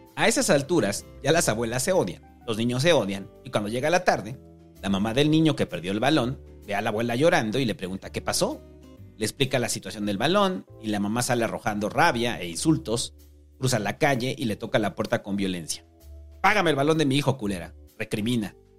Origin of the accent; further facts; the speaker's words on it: Mexico City, Mexico; los que vivimos toda nuestra vida en la mancha urbana, quienes tenemos nuestro origen en la vida de ciudad, de la periferia, que terminó volviéndose ciudad